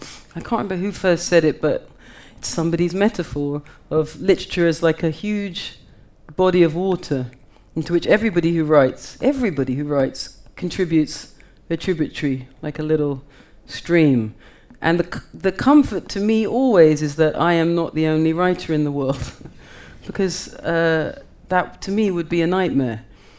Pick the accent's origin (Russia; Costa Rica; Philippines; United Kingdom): United Kingdom; I feel myself a part of that. I'm also a British writer.